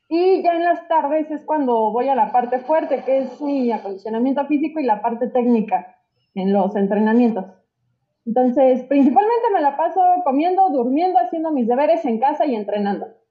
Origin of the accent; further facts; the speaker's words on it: Mexico; como mexicanos